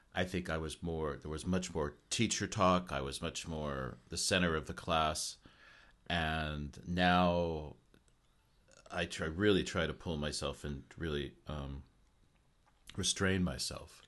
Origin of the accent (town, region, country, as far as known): United States; now in Japan